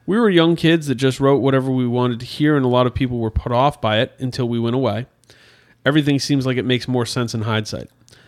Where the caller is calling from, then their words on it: Illinois, United States; I'm from the Quad Cities, Illinois side, about 2.5 hours west of Chicago on the Mississippi River.